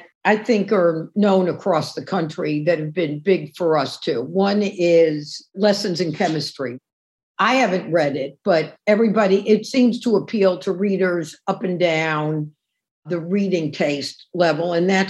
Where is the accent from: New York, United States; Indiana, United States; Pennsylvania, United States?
New York, United States; New York City; And as a New Yorker, you know, you see where there was like this huge farm in what's now Times Square